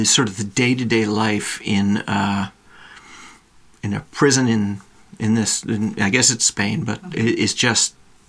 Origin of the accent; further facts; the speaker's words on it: Nova Scotia, Canada; I was in school and growing up in Nova Scotia